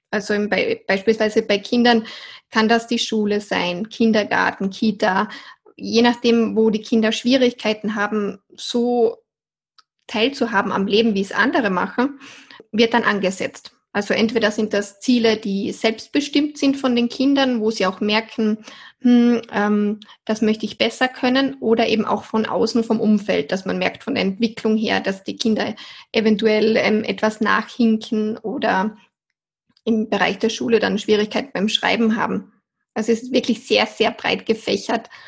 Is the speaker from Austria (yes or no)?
yes; Austria; ich komme aus Österreich, bin bald 30 Jahre alt und arbeite schon seit sieben Jahren als Ergotherapeutin.